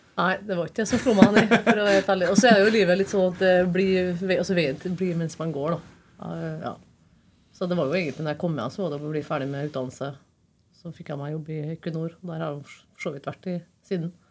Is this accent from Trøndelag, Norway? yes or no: yes; Trondheim, Trøndelag, Norway; født og oppvokst på Byåsen